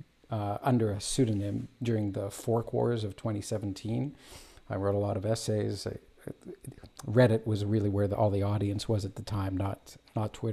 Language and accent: English; Toronto, Ontario, Canada; also born or lived in Israel; I live in Canada, immigrant. I immigrated here as a child. I was born in Israel. And I have lived here all my life